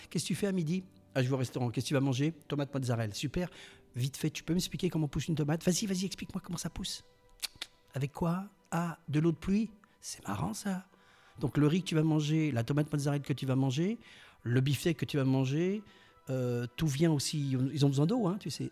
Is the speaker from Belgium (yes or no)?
no; Mimizan, Nouvelle-Aquitaine, France; je suis né au, je suis né à Mimisan